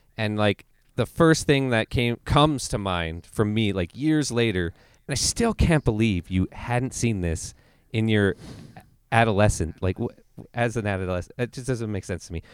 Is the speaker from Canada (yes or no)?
yes; Canada; I'm Canadian